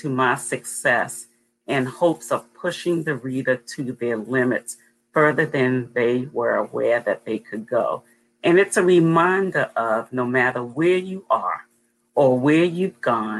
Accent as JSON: {"language": "English", "town": "Baltimore", "region": "Maryland", "country": "United States", "tie": "born or raised there", "said": "I was born and raised in Baltimore. I live in the western part of Maryland"}